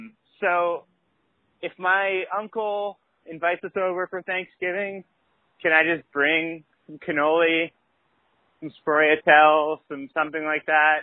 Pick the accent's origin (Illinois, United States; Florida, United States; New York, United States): New York, United States; Queens; I'm from Ridgewood, Queens.